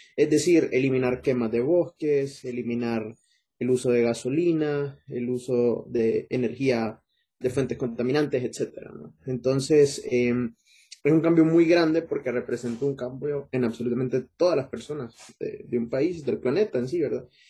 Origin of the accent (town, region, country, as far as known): Honduras